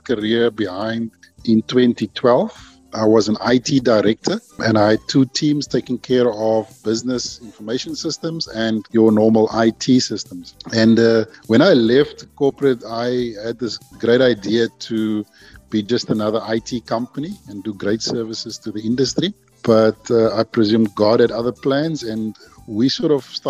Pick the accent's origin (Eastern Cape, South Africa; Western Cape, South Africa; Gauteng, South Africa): Western Cape, South Africa; Stellenbosch; we're based in Jamestown in Stellenbosch. That's where my hometown is